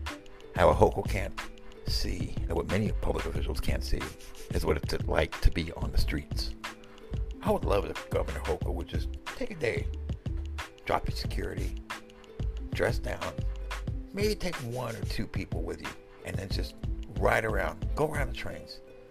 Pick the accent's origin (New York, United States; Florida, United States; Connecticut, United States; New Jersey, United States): New York, United States; New York City; I am the dude from New York